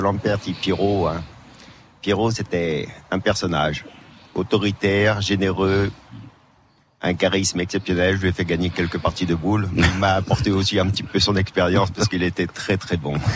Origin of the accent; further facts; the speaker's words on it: Paris, Île-de-France, France; now in Bastia, France; je suis issu du 19e, donc euh, c'était mm. un petit village hein, dans Paris